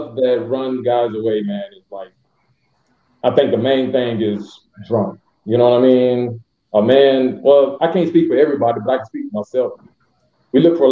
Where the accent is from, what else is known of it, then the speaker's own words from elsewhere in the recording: Hattiesburg, Mississippi, United States; now in Florida, United States; I'm from Mississippi, but Florida. I'm out here in Florida